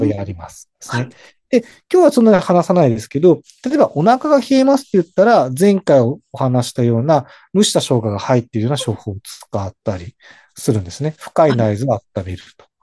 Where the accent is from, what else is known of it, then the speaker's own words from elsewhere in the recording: Hokkaido, Japan; 私北海道です。